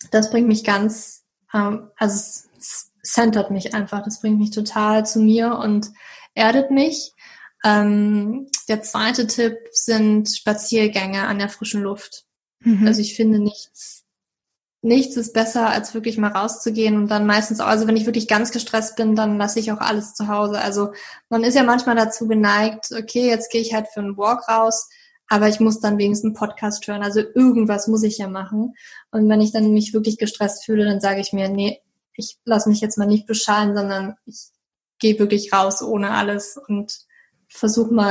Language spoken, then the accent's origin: German; Berlin, Germany; aber ich bin doch schon immer relativ viel auch in Berlin gewesen, da wo ich herkomme und habe halt Familie und Freunde besucht